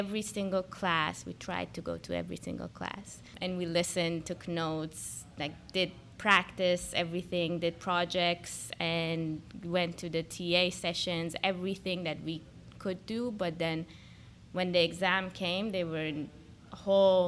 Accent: Tehran, Tehran Province, Iran; moved away as an adult; also born or lived in Indiana, United States / Minneapolis, United States; now in Washington, D.C., United States; So I was born and raised in Tehran, Iran, so halfway across the world

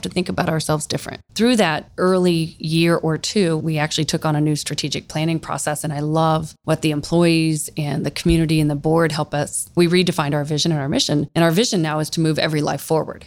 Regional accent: Central Ohio, United States; Born and raised in Central Ohio, have lived in a few different places, but Columbus is my home.

